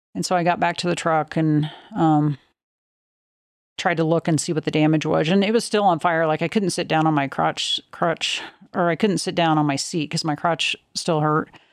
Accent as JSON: {"language": "English", "region": "Oklahoma", "country": "United States", "tie": "born or raised there", "said": "I grew up in Oklahoma"}